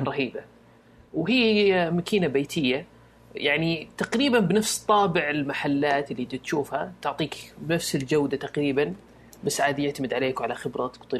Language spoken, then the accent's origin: Arabic; Riyadh, Riyadh Province, Saudi Arabia; عندنا في الرياض